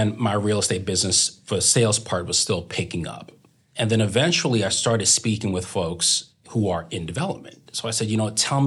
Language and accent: English; Brookline, Massachusetts, United States; I moved in Brookline in 1987 when I was 7 years old